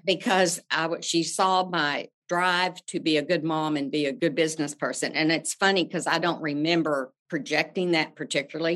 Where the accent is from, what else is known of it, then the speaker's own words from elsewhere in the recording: Amarillo, Texas, United States; now in Houston, United States; I grew up in Amarillo, Texas, the panhandle of Texas